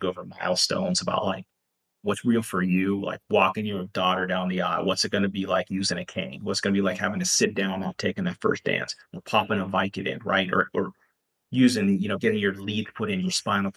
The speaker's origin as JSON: {"language": "English", "region": "Pennsylvania", "country": "United States", "moved": "yes", "said": "I'm from Pennsylvania originally, so I get cases there and here and there"}